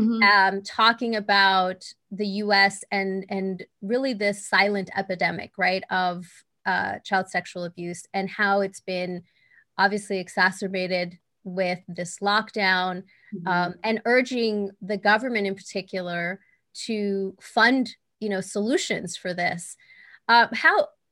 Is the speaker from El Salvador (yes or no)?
yes; El Salvador; moved away; I'm from El Salvador originally. Mm-hmm. I was born there